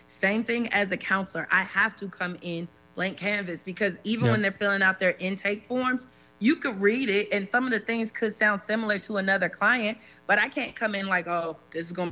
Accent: Chicago, Illinois, United States; we're from Chicago

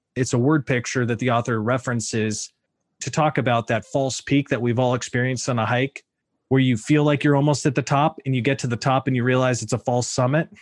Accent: Sacramento, California, United States; also born or lived in Oregon; I grew up in Sacramento, son of a West Point Army graduate

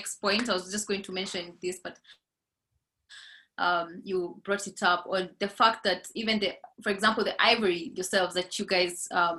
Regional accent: Laikipia County, Kenya; growing up in Laikipia, the Borana cow literally goes for $50,000

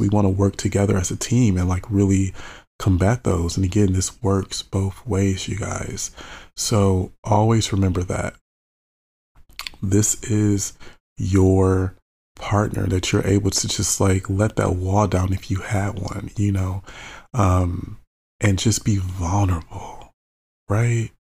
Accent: Michigan, United States; I'm born and raised in Michigan

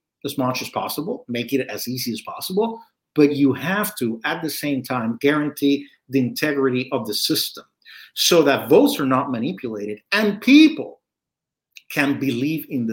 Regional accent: Puerto Rico; I was born and raised in Puerto Rico

